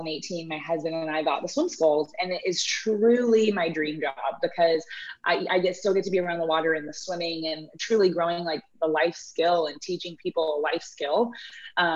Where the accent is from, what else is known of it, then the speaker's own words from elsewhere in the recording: Houston, Texas, United States; I grew up in Houston as well